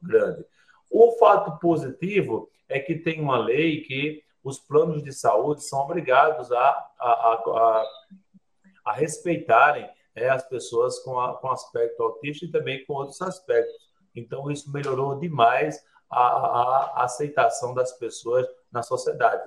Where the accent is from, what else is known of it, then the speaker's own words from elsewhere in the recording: sertão of Paraíba, Brazil; Lá no sertão onde eu nasci, na para, no sertão da Paraíba